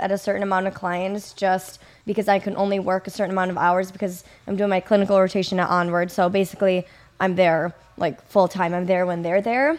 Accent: Kenosha, Wisconsin, United States; also born or lived in Madison, Wisconsin; I'm, I'm originally from, or grew up, for the most part, in Wisconsin, Kenosha

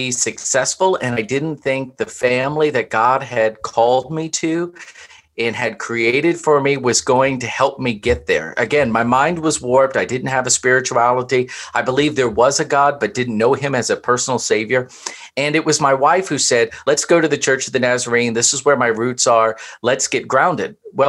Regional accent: Southwest Florida, United States; moved away as an adult; also born or lived in Louisville, Kentucky / Southwest Virginia; now in Ashland, United States; I was raised in Southwest Florida.

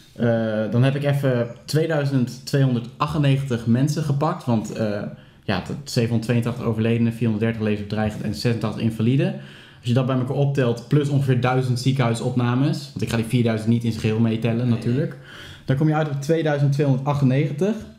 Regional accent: Steenderen, Gelderland, Netherlands; ik eh, kom uit Steenderen

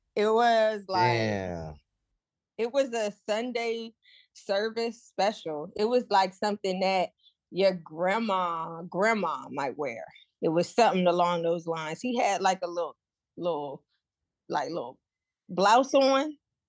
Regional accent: New Jersey, United States; my hometown, that little South Jersey

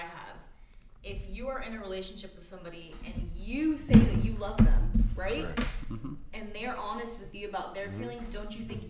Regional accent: El Salvador; Oh, I'm from El Salvador. I'm Latina.

